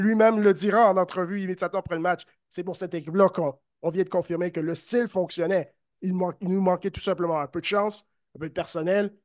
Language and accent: French; Canada; en tant que Canadien